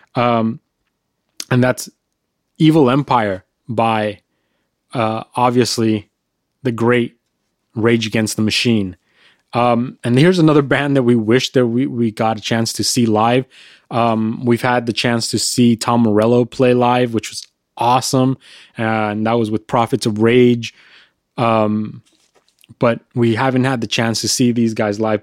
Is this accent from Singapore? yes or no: no; California, United States; we're from California